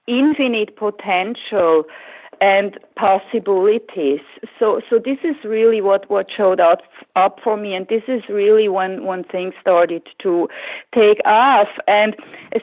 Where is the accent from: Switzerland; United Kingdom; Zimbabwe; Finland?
Switzerland; the German-speaking part, German-speaking Switzerland; English is a second language; moved away as an adult; now in San Francisco Bay Area, United States; growing up in Switzerland